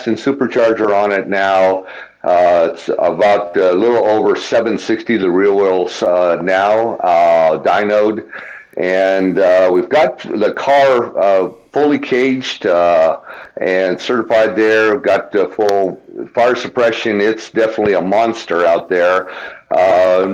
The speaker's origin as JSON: {"language": "English", "town": "Tucson", "region": "Arizona", "country": "United States", "tie": "born or raised there", "said": "Born and raised in Tucson, Arizona, in a small ranch out there"}